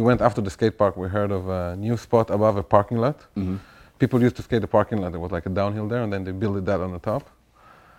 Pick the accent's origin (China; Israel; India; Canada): Israel; Tel Aviv, Tel Aviv District; I grew up around Tel Aviv.